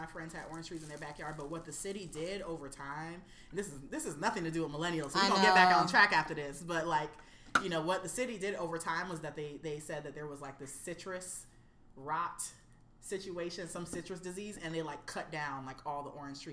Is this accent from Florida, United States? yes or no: yes; Florida, United States; now in New York City, United States; I grew up on Florida avocados. As a Floridian, I'm a diehard Florida avocado person